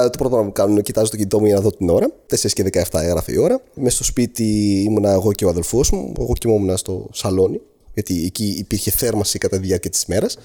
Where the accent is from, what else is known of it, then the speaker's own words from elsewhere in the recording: Greece; εγώ έρχομαι από την Ελλάδα